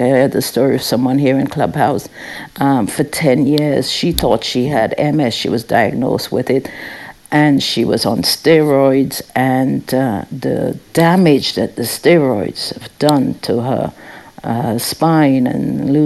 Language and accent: English; St. Vincent & Grenadines; moved away; I grew up in the Caribbean, St. Vincent and the Grenadines